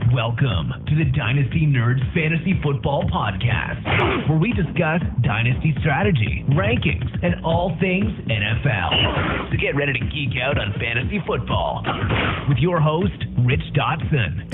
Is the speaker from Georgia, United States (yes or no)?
no; Mentor, Ohio, United States; Mitch Trubisky, my hometown kid